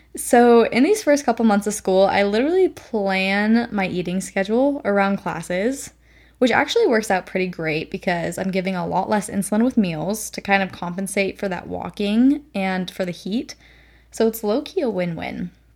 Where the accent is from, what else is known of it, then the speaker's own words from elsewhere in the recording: Nevada, United States; moved away as an adult; now in Texas, United States; I come from Nevada, which is a pretty dry desert